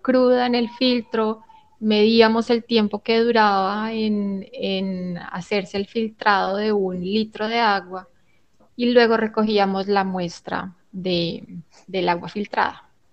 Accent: Colombia; nosotros como colombianos

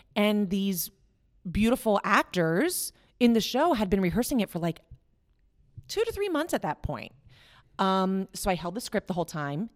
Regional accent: West Virginia, United States; moved away as an adult; I'm from West Virginia originally

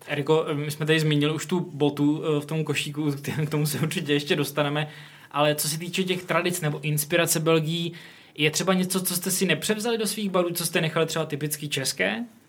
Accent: Czechia; jsme jako Češi tradičně pivní národ

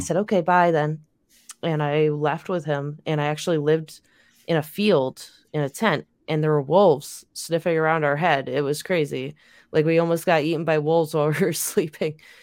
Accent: New York, United States; also born or lived in Southern California / Missouri; I grew up here in New York

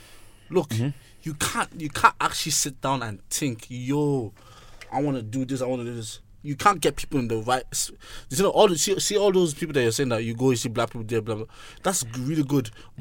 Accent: Ennis, Munster, Ireland; I grew up in Ennis.

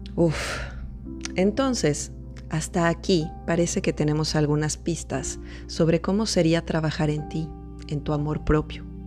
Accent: Mexico; psicóloga mexicana

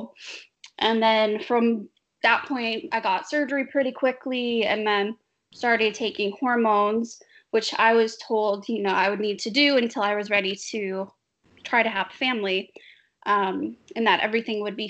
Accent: Boston, Massachusetts, United States; I'm from Boston

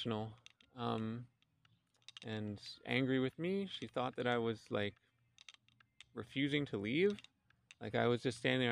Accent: Philadelphia, Pennsylvania, United States; the house that I grew up in Philadelphia

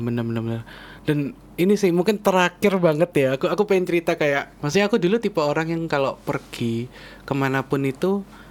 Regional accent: Surabaya, East Java, Indonesia; moved away as an adult; now in Jakarta, Indonesia; kita orang Surabaya dan uh. kita merantaunya ke Jakarta

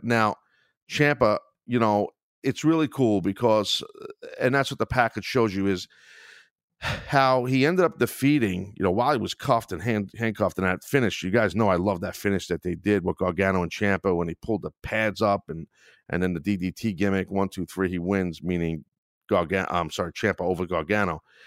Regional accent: Brooklyn, New York, United States; I'm from Brooklyn.

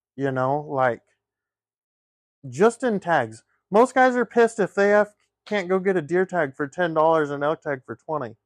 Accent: the West, United States; we grew up in the West

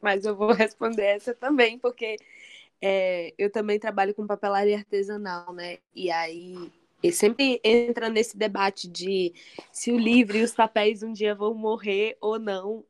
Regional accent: Bahia, Brazil; Eu que sou baiana

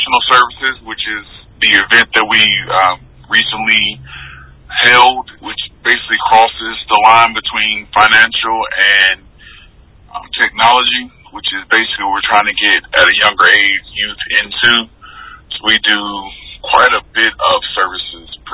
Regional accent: Georgia, United States; moved away as an adult; also born or lived in Virginia / Pensacola, Florida; Moved back to my home state of Georgia

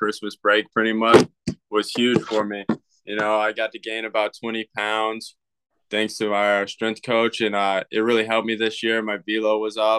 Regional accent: Clayton, North Carolina, United States; I'm from Clayton, North Carolina. It's a small town, about 50 minutes

